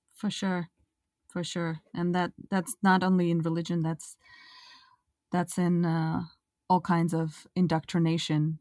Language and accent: English; Russia; moved away as an adult; also born or lived in Israel; now in United States; I come from Russia, I grew up in a kind of agnostic